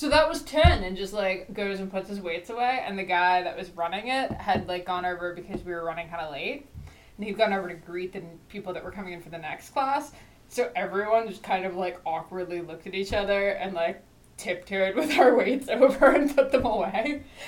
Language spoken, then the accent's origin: English; New Jersey, United States; I'm from New Jersey